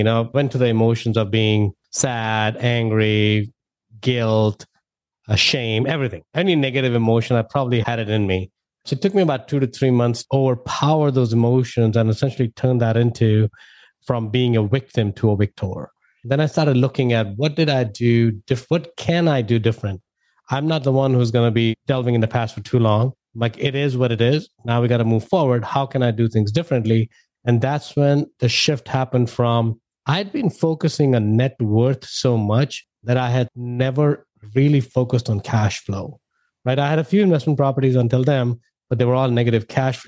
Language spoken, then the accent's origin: English; India; moved away as an adult; now in United States; You know, I'm an immigrant. I moved from India back in 2000.